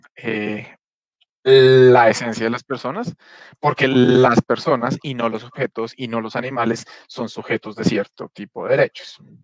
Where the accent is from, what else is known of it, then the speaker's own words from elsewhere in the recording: Colombia; nos toca como sociedad colombiana